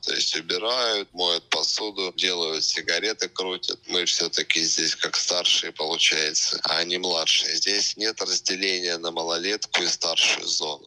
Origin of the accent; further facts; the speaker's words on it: Russia; moved away as an adult; now in Goa, India; Я обычный э, выходец из СССР